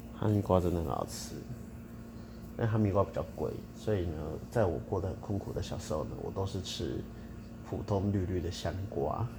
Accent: Tainan, Taiwan; 我台南人

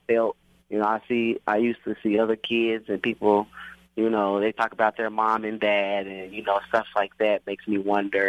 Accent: Oklahoma City, Oklahoma, United States; I grew up in Oklahoma City

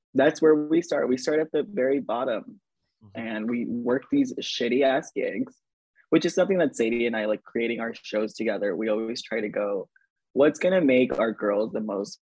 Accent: Inglewood, California, United States; I was born and raised in Inglewood

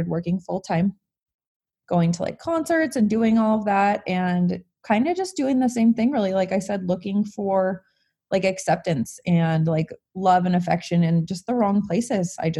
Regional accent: Montana, United States; I was born here, born and raised in Montana

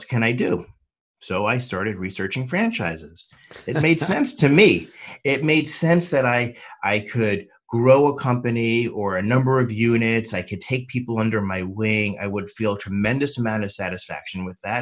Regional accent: New York, United States; also born or lived in Miami / Washington, D.C.; now in Los Angeles, United States; I was born and raised in New York, but I've also lived in Miami and Washington, D.C., but I call Los Angeles home

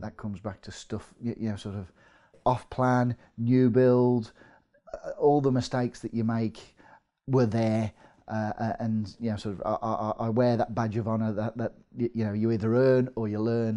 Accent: Midlands, United Kingdom; accent: Midlands; moved away as an adult; now in North East England, United Kingdom; you can probably tell from my accent, I'm from the Midlands

